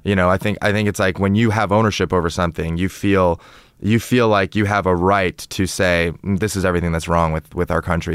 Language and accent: English; Toronto, Ontario, Canada; moved away as an adult; also born or lived in China; now in United States; I'm from, uh, Toronto in Canada